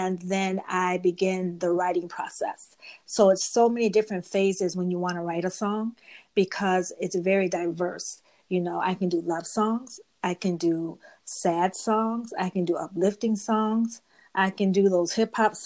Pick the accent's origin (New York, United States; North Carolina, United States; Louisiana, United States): New York, United States; Rochester; I'm from Rochester, New York. That's upstate New York, like 6 hours away from New York City.